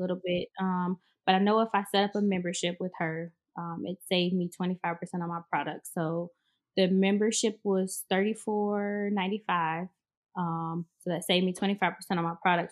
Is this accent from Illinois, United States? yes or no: yes; Chicago, Illinois, United States; moved away as an adult; now in Houston, United States; I'm actually from Chicago.